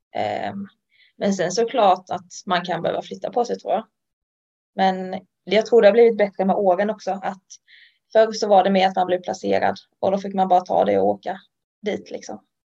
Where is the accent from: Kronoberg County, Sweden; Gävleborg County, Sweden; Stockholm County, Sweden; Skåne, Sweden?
Kronoberg County, Sweden; Ljungby; moved away as an adult; Ljungby, där jag kommer från